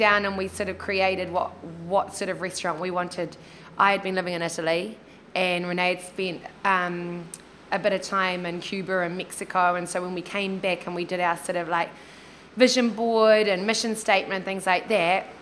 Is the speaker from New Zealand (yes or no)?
yes; Kaitaia, Northland, New Zealand; moved away; growing up in Kaitaia